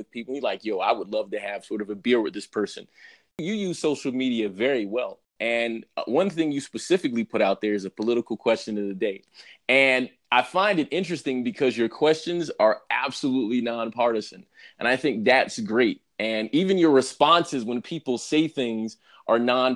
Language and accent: English; New York, United States; I'm also from New York